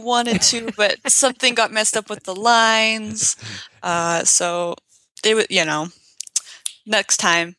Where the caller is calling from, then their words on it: Logan, Utah, United States; I'm in Logan, Utah, so that's very northern Utah, just kind of close to the border of Idaho and Utah.